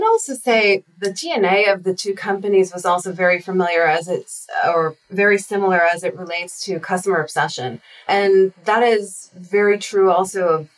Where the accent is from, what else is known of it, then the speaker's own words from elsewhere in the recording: Israel; moved away; I'm actually originally from Israel. I spent 2 years in the intelligence force there